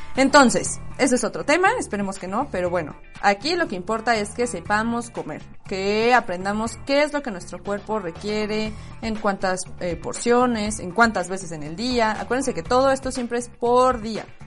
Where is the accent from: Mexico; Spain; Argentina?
Mexico; como cualquier mexicana